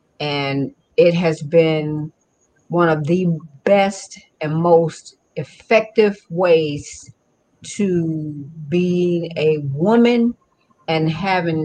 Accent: Cincinnati, Ohio, United States; Born and raised in Cincinnati, Ohio, hospital, Bethesda, born in 1962

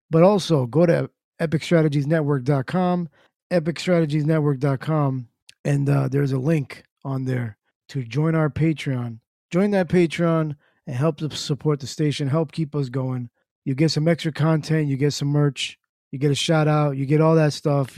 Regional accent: New Jersey, United States; Born and raised in Jersey.

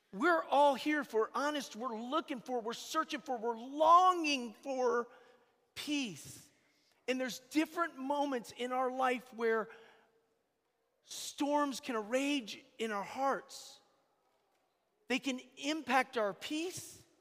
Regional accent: Atlanta, Georgia, United States; moved away; I'm from Atlanta, Georgia. I'm just, you know, I'm, I live here, but I'm from Atlanta

